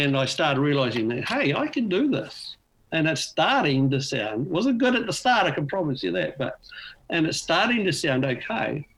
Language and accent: English; Auckland, New Zealand; moved away as an adult; now in Australia; I'm from New Zealand. Grew up in Auckland, New Zealand